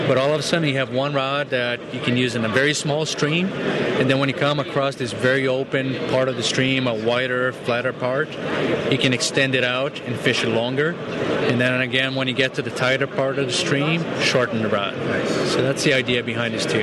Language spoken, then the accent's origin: English; Brazil; moved away; I'm actually from Brazil